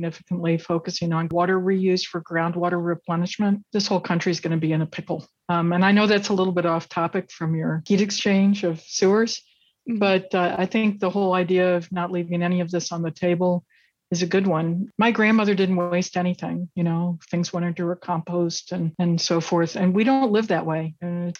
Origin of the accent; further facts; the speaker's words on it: Kentucky, United States; I grew up in Kentucky